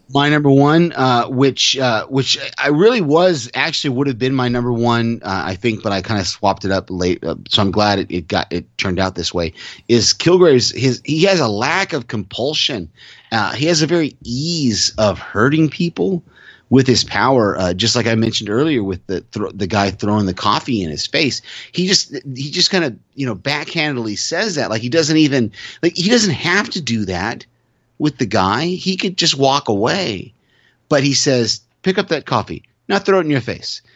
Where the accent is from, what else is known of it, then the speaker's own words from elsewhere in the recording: California, United States; moved away as an adult; also born or lived in Texas; I'm from the West Coast. I grew up in California